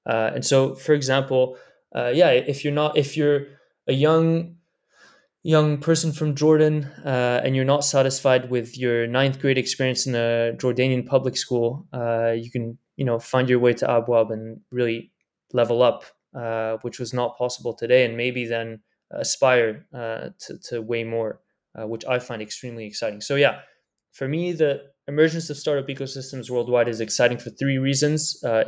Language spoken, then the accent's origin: English; Pakistan; now in United States; I'm a Pakistani guy working in Silicon Valley, and in the same afternoon I can invest in three Pakistani startups seed round